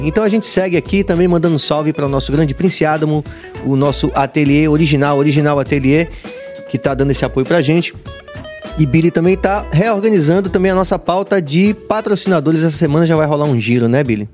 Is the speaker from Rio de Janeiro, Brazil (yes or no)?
no; Bahia, Brazil; como baianos e como brasileiros